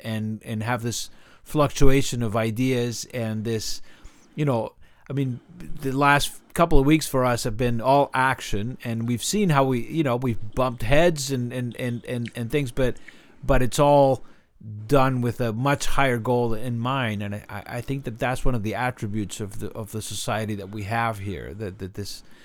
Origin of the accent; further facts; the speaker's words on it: Argentina; moved away as an adult; now in United States; I grew up in Argentina, and at the time we were ruled by military government